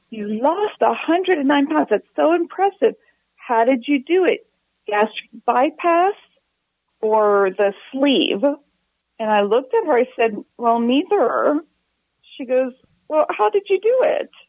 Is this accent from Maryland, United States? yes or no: yes; Maryland, United States; now in Texas, United States; I grew up in Maryland. And when I moved to Texas